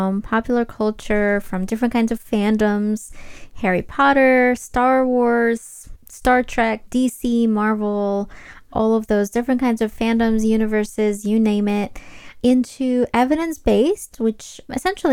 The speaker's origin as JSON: {"language": "English", "country": "Ukraine", "tie": "born or raised there", "said": "I was actually born and raised in Ukraine"}